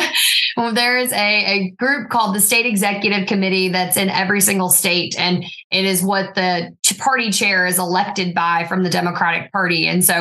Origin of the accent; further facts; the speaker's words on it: Roxboro, North Carolina, United States; I'm born and raised in Person County, North Carolina. So it's a county that's around 40,000 people-ish, and it's right near the Virginia border. And it was a county my entire life I spent running from